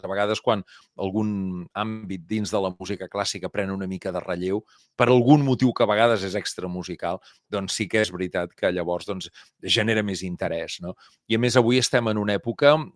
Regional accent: Mataró, Catalonia, Spain; som de Mataró i som capgrossos.

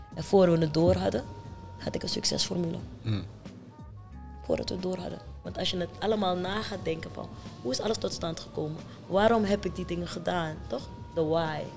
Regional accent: Amsterdam, North Holland, Netherlands; also born or lived in Paramaribo, Suriname; Ik ben geboren in Paramaribo, maar vanaf mijn tiende getogen in Amsterdam.

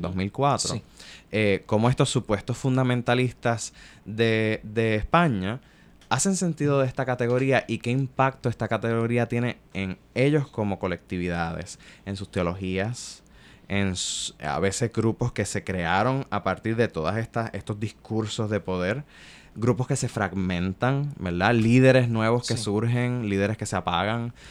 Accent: Puerto Rico; soy hijo de mi tiempo en mi país colonial. Este, Yo crecí este, en la década de los 90

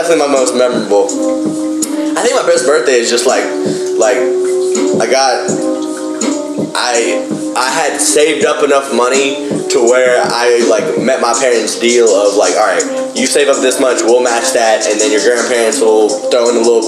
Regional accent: Fort Mill, South Carolina, United States; I was born near Charlotte, North Carolina

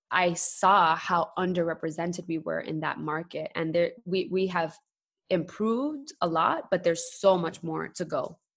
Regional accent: New York City, New York, United States; moved away as an adult; also born or lived in Queens; now in Puerto Rico; born and raised, I was raised in Brooklyn and Bushwick, very proud

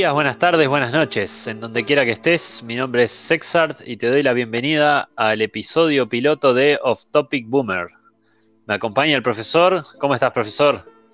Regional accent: Uruguay; somos en realidad en Uruguay 3 millones de, de todo

